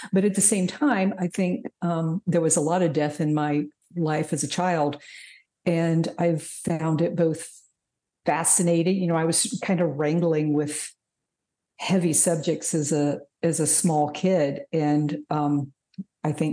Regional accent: Alabama, United States; moved away; also born or lived in Indiana; I grew up in the Deep South

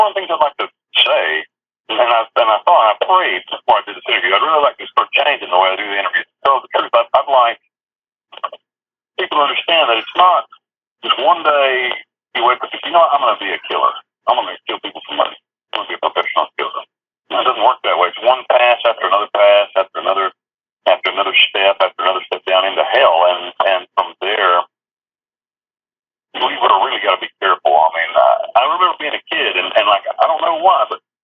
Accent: North Carolina, United States; moved away as an adult; also born or lived in Kentucky / Costa Rica; now in Panama; I grew up in North Carolina.

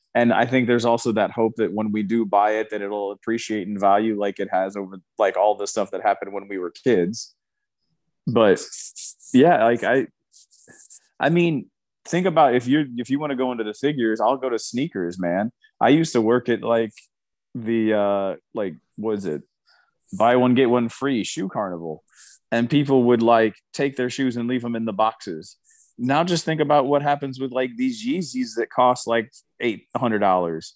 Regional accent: Indianapolis, Indiana, United States; we're from Indianapolis.

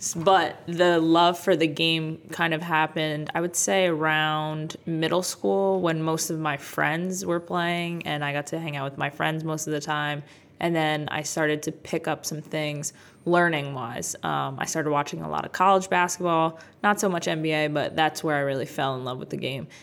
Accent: Jackson, New Jersey, United States; also born or lived in Bronx, New York / Freehold, New Jersey; I was born in the Bronx, but I grew up in this area. So I lived in Freehold, and then most of my life I lived in Jackson

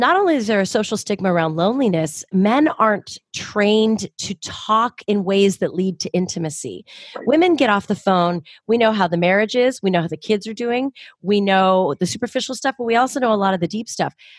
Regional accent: Southern California, United States; I grew up in Southern California

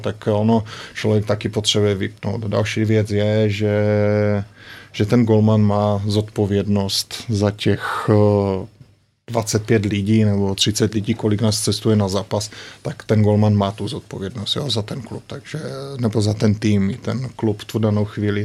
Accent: Ostrava, Moravian-Silesian Region, Czechia; moved away as an adult; also born or lived in Germany; now in Slovakia; my jsme z, z Ostravy

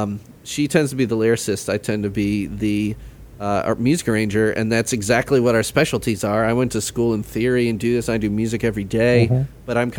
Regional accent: Midwest, United States; Midwestern. And I've been doing stuff trying to highlight, you know, the flyover states, you know, being a Midwesterner.

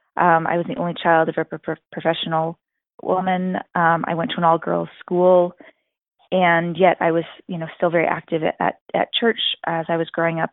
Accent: New York, United States; growing up in New York

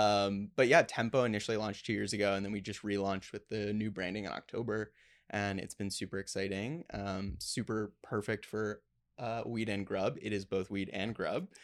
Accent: Plano, Texas, United States; I grew up in Plano, Texas, which is the headquarters of Frito Lay

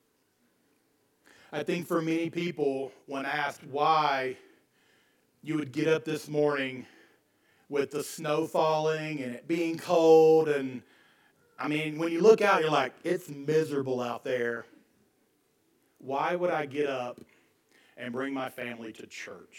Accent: Deep East Texas, United States; moved away; growing up in Deep East Texas

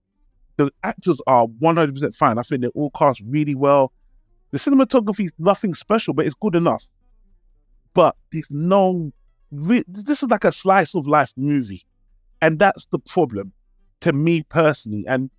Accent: Queens, New York, United States; And as you rightly said, they make being from Queens like some kind of super badge of honor. For better or worse, we're from Queens.

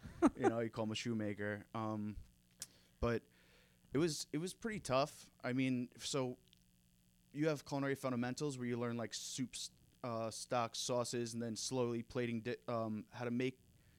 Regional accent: Sayville, New York, United States; I'm from Sayville, Long Island originally

